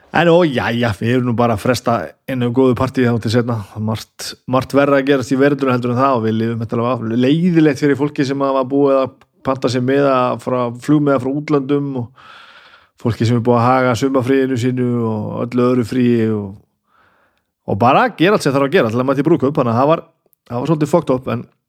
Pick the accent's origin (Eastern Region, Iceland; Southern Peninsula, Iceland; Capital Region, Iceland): Capital Region, Iceland; Reykjavík; ég fættur og uppalinn í Reykjavík